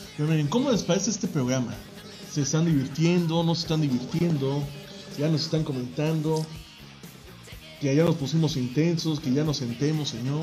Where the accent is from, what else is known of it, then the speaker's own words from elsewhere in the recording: Mexico; nosotros los mexicanos somos una raza que todavía somos fuertes